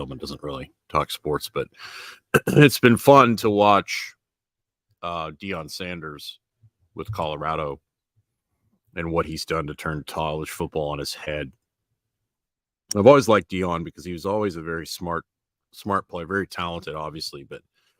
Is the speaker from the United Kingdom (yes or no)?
no; Canada; I was talking to a friend of mine that I grew up with in Canada